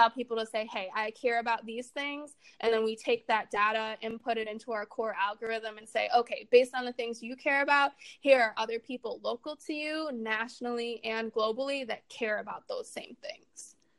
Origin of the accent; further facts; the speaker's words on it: Chicago, Illinois, United States; growing up in Chicago, I mean, it's a really interesting experience, especially sort of the way that that I experienced my childhood there